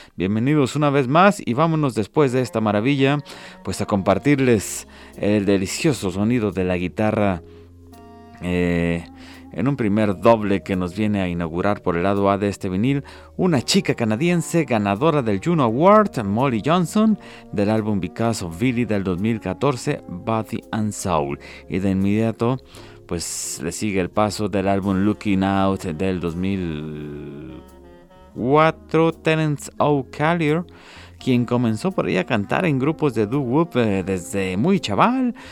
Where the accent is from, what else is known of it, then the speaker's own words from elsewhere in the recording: Ciudad Guzmán, Jalisco, Mexico; now in Guadalajara, Mexico; mi tierra zapotlense